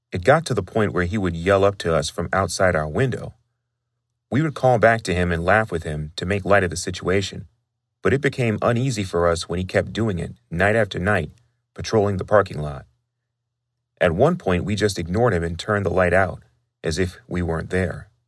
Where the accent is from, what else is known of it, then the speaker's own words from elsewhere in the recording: California, United States; I'm from California